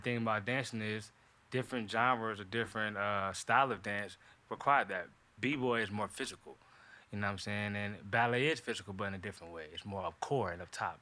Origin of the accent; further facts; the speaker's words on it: Durham, North Carolina, United States; now in Atlanta, United States; I'm from Durham, North Carolina